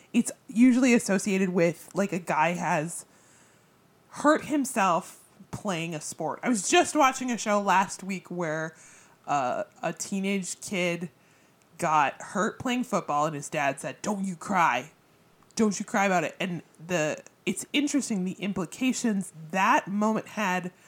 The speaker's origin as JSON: {"language": "English", "country": "United States", "said": "we focus a lot on American culture because we are American"}